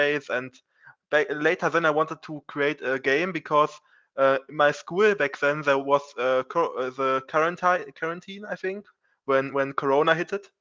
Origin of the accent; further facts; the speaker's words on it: Germany; I'm from Germany